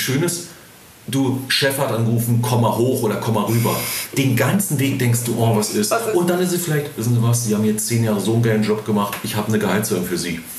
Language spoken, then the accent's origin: German; Spreewald, Brandenburg, Germany; bin ich gebürtig aus dem Spreewald, mhm. südlich von Berlin, mhm. auf dem Dorf.